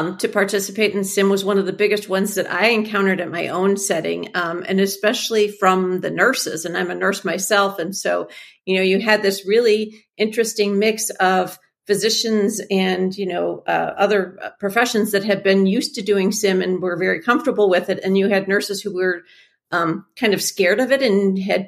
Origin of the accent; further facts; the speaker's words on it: Midwest, United States; I'm from the Midwest.